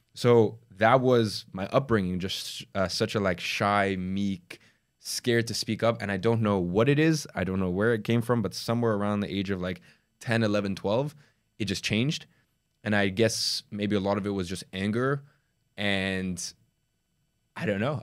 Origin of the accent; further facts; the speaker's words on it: London, United Kingdom; also born or lived in Dagestan, Russia; I moved to, uh, London when I was, like, four or five years old. I was from Russia